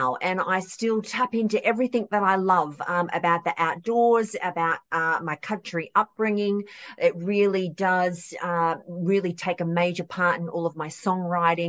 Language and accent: English; Australia; I'm from Australia. I'm an Aussie country kid